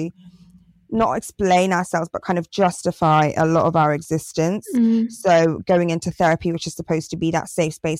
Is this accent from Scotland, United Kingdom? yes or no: no; Torquay, South West England, United Kingdom; I grew up in Torquay in Devon